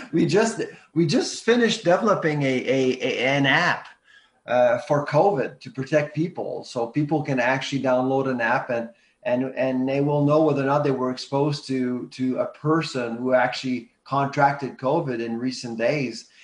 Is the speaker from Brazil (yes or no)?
no; Canada